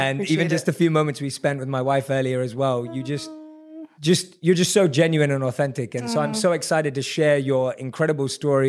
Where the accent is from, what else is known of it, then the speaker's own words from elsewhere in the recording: London, United Kingdom; I grew up in London. {S0} Right. {S1} That's where I was born and raised.